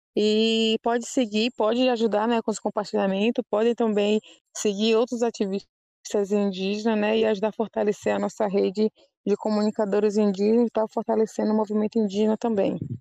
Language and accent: Portuguese; Brazil; also born or lived in Aldeia Novos Guerreiros; Eu falo por aqui, como o Pataxó, da Aldeia Novos Guerreiros, e que fui nascida e criada na Aldeia Cruz Vermelha